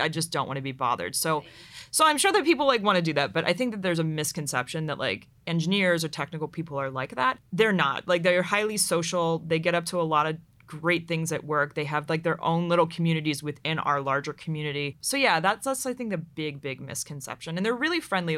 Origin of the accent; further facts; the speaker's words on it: Pittsburgh, Pennsylvania, United States; moved away as an adult; also born or lived in Dayton, Ohio; I grew up in Pittsburgh, Pennsylvania